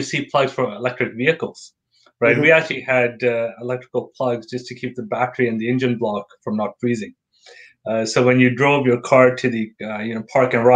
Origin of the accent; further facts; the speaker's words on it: Calgary, Alberta, Canada; moved away as an adult; also born or lived in Toronto; now in Scotland; I'm born and raised in Calgary